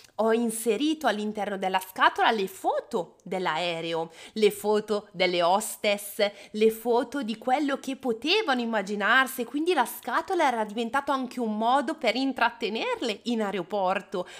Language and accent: Italian; Bergamo, Lombardy, Italy; Io sono di Bergamo